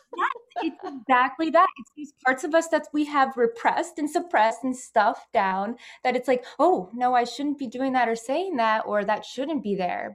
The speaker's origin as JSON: {"language": "English", "region": "Pennsylvania", "country": "United States", "said": "I'm from Pennsylvania and, you know, United States"}